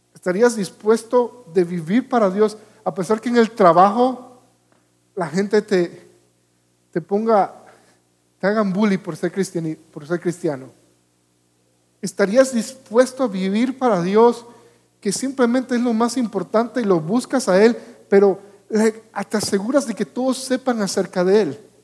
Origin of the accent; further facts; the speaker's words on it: Panama; Yo vivía en Panamá, soy panameño